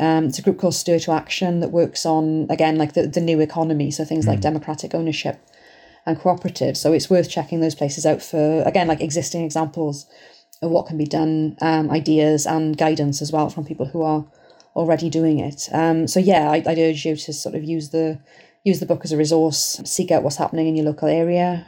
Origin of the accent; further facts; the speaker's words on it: Welsh, Wales, United Kingdom; I'm Welsh